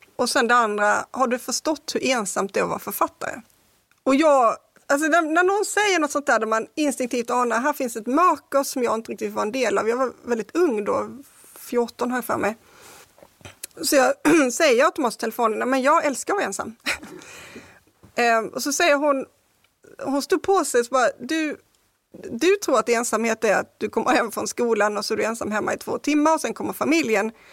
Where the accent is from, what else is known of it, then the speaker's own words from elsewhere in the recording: Kristianstad, Skåne, Sweden; Jag är uppvuxen i Kristianstad